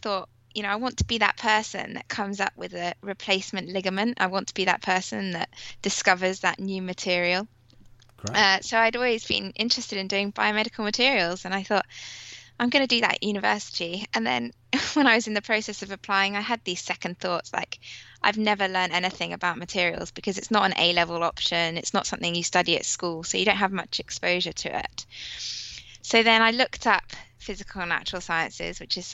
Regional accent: Milan, Lombardy, Italy; moved away; I was born in Milan in Italy

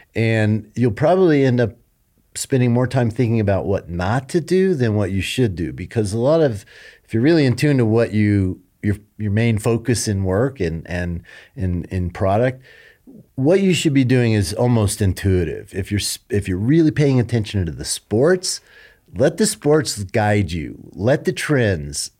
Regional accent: Colorado, United States; moved away as an adult; I wanted to move back home. to be with my parents as they grew older and raised my family here. I'm from Colorado.

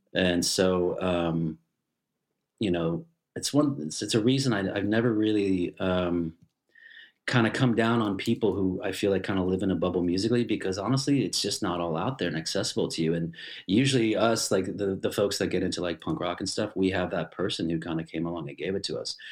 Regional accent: Richmond, Massachusetts, United States; moved away as an adult; also born or lived in Boston, Massachusetts; now in Germany; I grew up in Richmond, Massachusetts

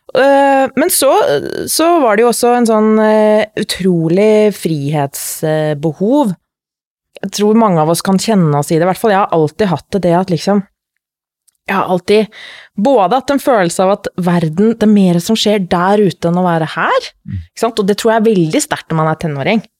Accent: Lillehammer, Innlandet, Norway; moved away as an adult; also born or lived in Middle East; kommer fra Lillehammer

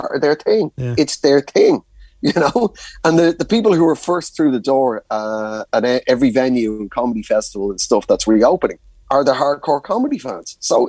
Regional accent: Ireland; As an Irish rugby fan, to actually know a former England player and be able to get on there and really stick it to him.

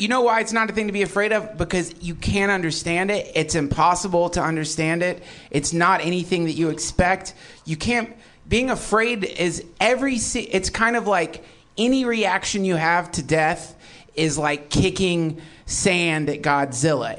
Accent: the South, United States; When I was a kid, I grew up in the South

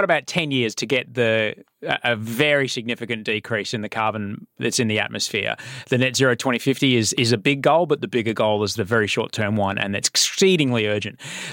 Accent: Brisbane, Queensland, Australia; I grew up in Brisbane

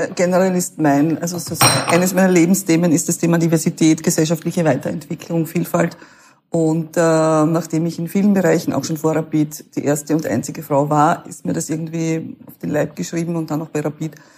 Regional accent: Klingenbach, Burgenland, Austria; Klingenbach, da wo ich herkomme

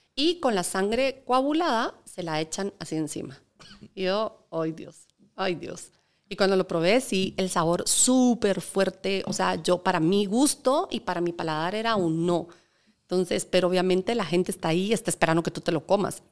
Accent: Guatemala; representando Guatemala

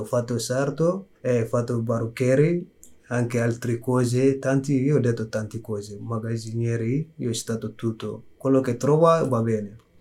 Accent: Mali; Italian is a second language; also born or lived in Algeria / Libya; now in Milan, Italy; sono maleano è arrivato in Italia nel 2014 dicembre. Prima di arrivare qua è uscito il mio paese con guerra

